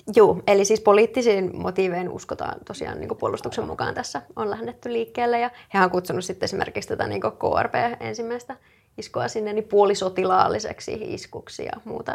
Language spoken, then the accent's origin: Finnish; Rauma, Satakunta, Finland; now in Turku, Finland; mä oon Raumalta